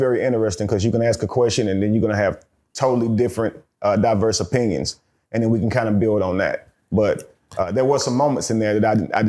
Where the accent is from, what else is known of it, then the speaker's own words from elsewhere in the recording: Forest City, North Carolina, United States; I grew up in this really small town. It's about an hour outside of Charlotte, called Rutherford County or Forest City. Real small town, man.